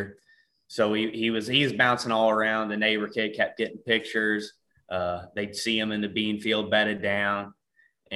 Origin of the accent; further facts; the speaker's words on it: Ste. Genevieve, Missouri, United States; I'm from St. Genevieve, Missouri